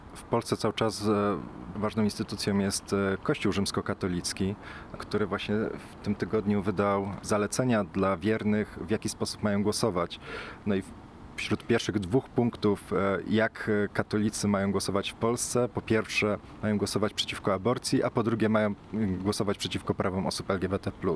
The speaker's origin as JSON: {"language": "Polish", "town": "Poznań", "region": "Greater Poland", "country": "Poland", "said": "Ja akurat pochodzę z Poznania"}